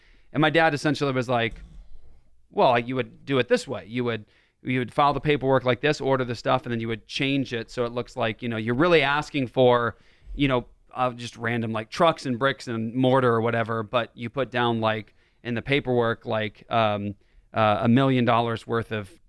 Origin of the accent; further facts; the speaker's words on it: Las Vegas, Nevada, United States; born there; I was born in Las Vegas in 1978 at Nellis Air Force Base. My dad was in the Air Force, and that's where we were stationed for a long time.